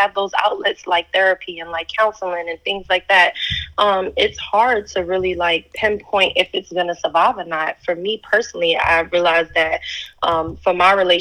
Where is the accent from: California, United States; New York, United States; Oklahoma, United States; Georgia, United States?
New York, United States; New York City; moved away as an adult; now in Los Angeles, United States; I'm originally from New York City